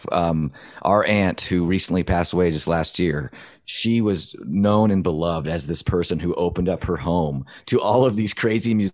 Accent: Nashville, Tennessee, United States; moved away; also born or lived in Provo, Utah; we grew up in Nashville

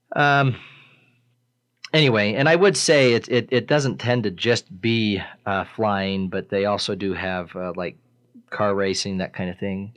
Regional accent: Riverton, Wyoming, United States; I grew up in Riverton. I've lived in Riverton most of my life.

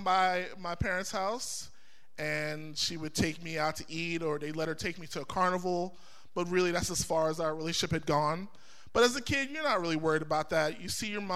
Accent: New York City, New York, United States; I was born in 1985 in Brooklyn, New York

